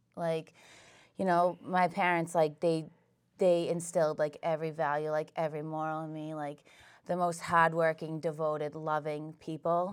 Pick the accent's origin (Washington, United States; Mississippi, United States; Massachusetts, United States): Massachusetts, United States; Whitman; I grew up in Whitman